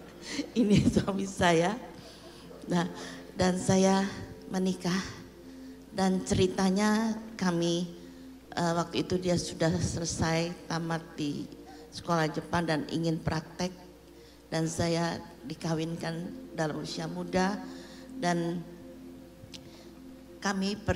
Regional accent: Jakarta, Indonesia; born there; also born or lived in Surabaya; Saya lahir di Jakarta

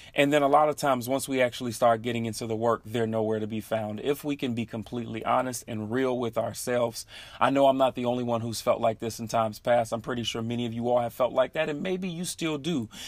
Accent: Chicago, Illinois, United States; moved away as an adult; now in Seattle, United States; living in in Seattle now, but I am originally from Chicago

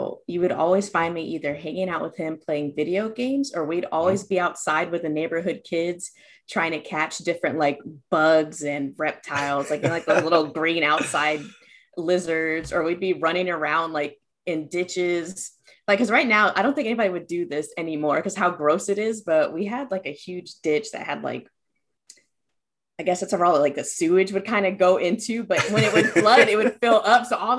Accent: Texas, United States; I grew up in Texas, and I've lived in Texas all of my life

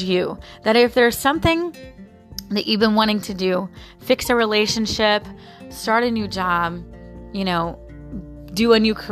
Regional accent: Florida, United States; I was born and raised here in Florida

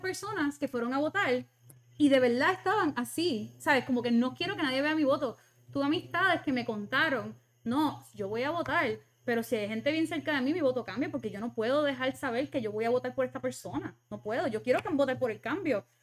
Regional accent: Puerto Rico; nosotros somos parte de Estados Unidos y, y tenemos muchos familiares y puertorriqueños que están en Estados Unidos

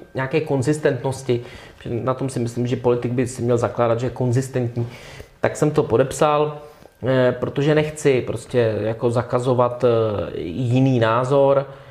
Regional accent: Czechia; u nás, v Polsku, na Slovensku, v Maďarsku, to prostě vnímáme přirozeně citlivě, protože jsme tady tu cenzuru 40 let zažili

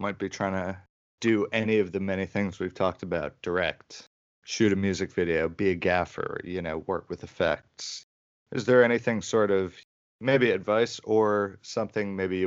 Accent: Teaneck, New Jersey, United States; where we grew up in Teaneck

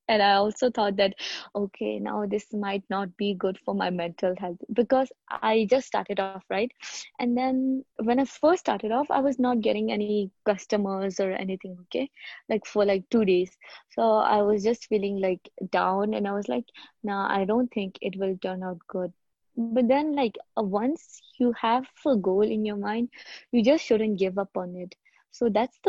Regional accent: Himachal Pradesh, India; moved away as an adult; also born or lived in Bangalore; I'm in my hometown, Himachal, right now

